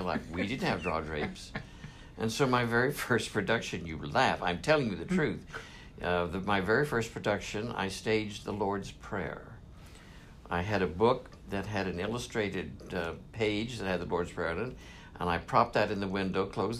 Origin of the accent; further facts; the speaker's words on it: Southwest Missouri, United States; now in New York City, United States; I'm originally from Southwest Missouri. I've been in New York for 30-some years